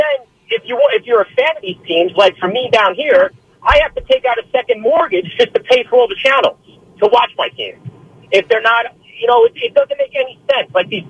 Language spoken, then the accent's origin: English; New York, United States; now in Florida, United States; being a New Yorker living down here.